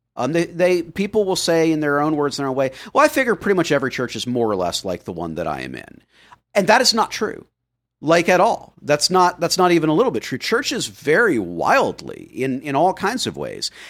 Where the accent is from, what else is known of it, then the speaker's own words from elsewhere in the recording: Florida, United States; I grew up in Florida